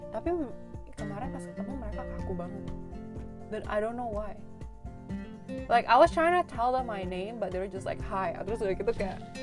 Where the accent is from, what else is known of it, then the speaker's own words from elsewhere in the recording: Indonesia; now in Canada; kita orang Indo